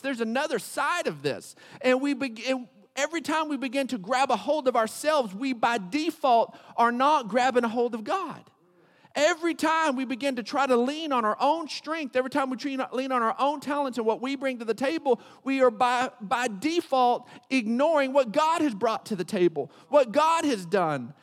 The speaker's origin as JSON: {"language": "English", "town": "Odessa", "region": "Texas", "country": "United States", "tie": "born or raised there", "said": "I grew up in Odessa"}